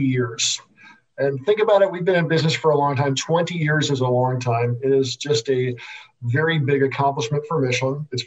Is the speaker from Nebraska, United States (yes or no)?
yes; Nebraska, United States; I also grew up in the Midwest. I grew up in Nebraska